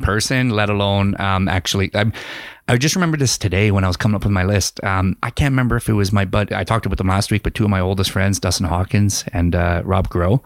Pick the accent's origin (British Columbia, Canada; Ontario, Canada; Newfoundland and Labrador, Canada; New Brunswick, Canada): Ontario, Canada; London; moved away as an adult; now in Kamloops, Canada; go home in my hometown